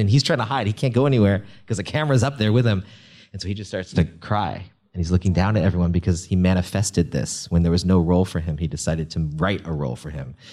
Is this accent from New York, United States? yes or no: no; Northern California, United States; I grew up in a Chinese restaurant in Northern California.